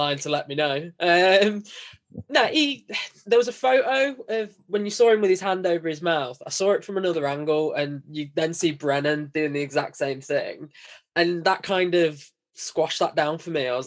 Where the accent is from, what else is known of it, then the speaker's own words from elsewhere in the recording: Derby, East Midlands, United Kingdom; I'm actually born and raised in Derby